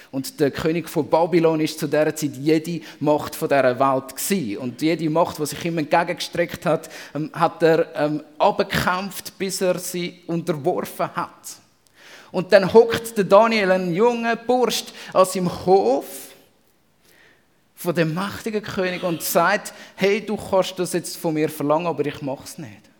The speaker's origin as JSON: {"language": "German", "country": "Switzerland", "said": "Und als Schweizer ähm, kennt man das ganz berühmte und verfluchte «mer»."}